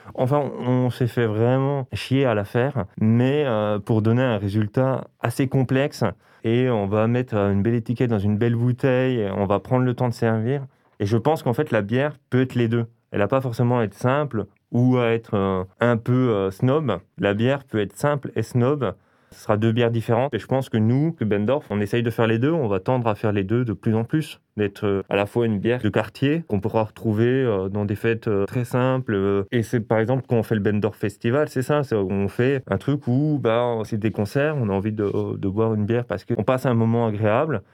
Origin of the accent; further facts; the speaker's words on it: Belfort, Bourgogne-Franche-Comté, France; now in Strasbourg, France; je viens de Belfort.